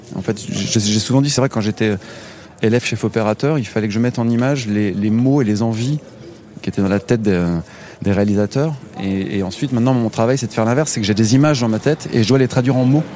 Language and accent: French; Nevers, Bourgogne-Franche-Comté, France; moved away as an adult; now in Paris, France; Nevers, ma ville natale